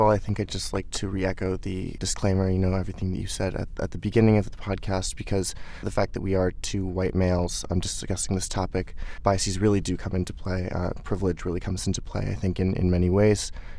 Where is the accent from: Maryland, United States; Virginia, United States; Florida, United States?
Maryland, United States; Baltimore; moved away as an adult; As you said, I am from Baltimore. I've lived there my entire life up until college, so 18 years. And I, you know, go back, you know, a number of times per year.